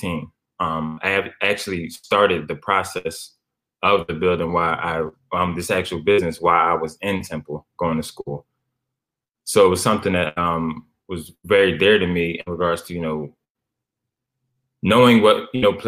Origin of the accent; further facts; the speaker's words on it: Philadelphia, Pennsylvania, United States; I'm from West Philadelphia. Contrary to belief, I'm not even from North Philly. I'm from West, grew up on 52nd Street, the heart of West Philadelphia